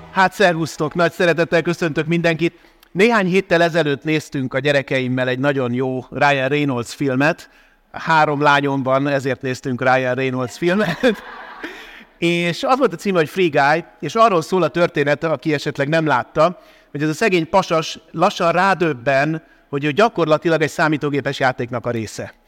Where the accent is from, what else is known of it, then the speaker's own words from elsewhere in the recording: Budapest, Hungary; én Óbudán voltam gyerek